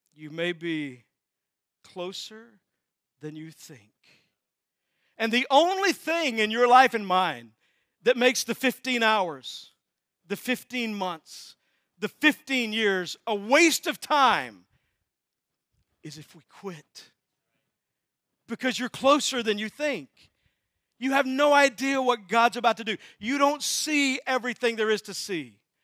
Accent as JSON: {"language": "English", "region": "Texas", "country": "United States", "said": "I'm from Texas, that's where new words come from."}